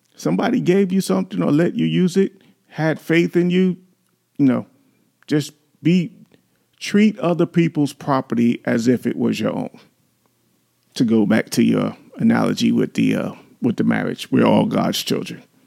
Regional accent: New York City, New York, United States; you've grown up in the city like we did, we grew up in New York

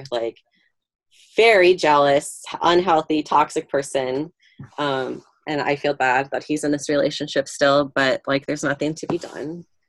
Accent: Illinois, United States; we're from Chicago suburbs, and, like, we're sporty

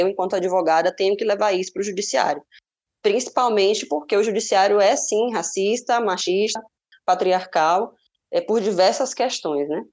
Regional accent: Salvador, Bahia, Brazil; Salvador, a cidade onde eu nasci

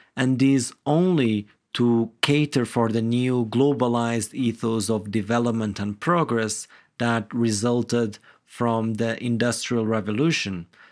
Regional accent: Guimarães, Norte, Portugal; I grew up in a small village in the present-day city of Guimarães, which is known to be the birthplace of Portugal.

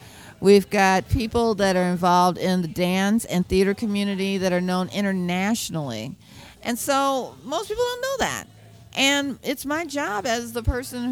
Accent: Chicago, Illinois, United States; I'm from Chicago

